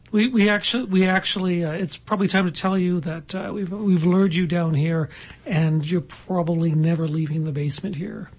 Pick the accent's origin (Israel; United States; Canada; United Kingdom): Canada; Halifax, Nova Scotia; moved away; I'm from Halifax originally